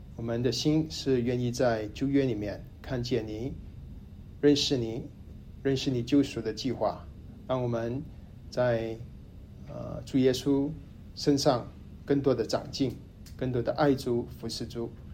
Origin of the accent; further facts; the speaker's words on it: Kuala Lumpur, Malaysia; also born or lived in Hainan (ancestral); now in Dallas, United States; 我的老家是吉隆坡，马来西亚，祖籍是海南